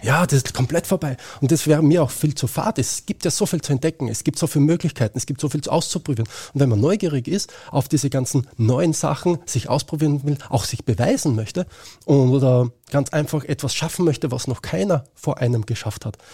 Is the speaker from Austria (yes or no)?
yes; Austria; bei uns in Österreich